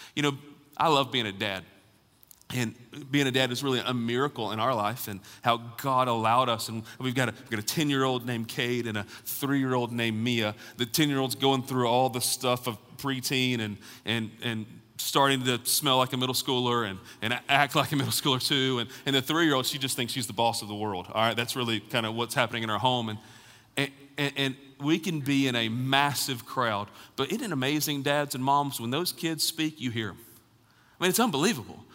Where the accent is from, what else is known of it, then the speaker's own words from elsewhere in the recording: Alabama, United States; also born or lived in Raleigh, North Carolina; now in Knoxville, United States; I grew up in Alabama